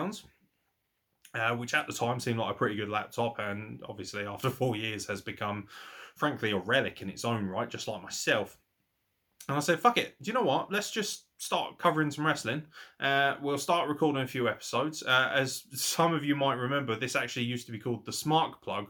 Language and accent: English; Midlands, United Kingdom; I'm from the Midlands